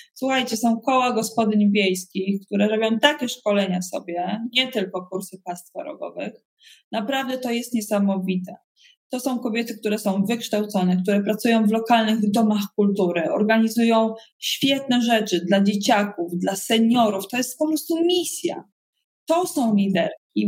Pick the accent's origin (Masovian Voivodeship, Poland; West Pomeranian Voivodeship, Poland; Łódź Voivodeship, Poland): West Pomeranian Voivodeship, Poland; Koszalin; also born or lived in Brussels; now in Warsaw, Poland; pochodzę z Koszalina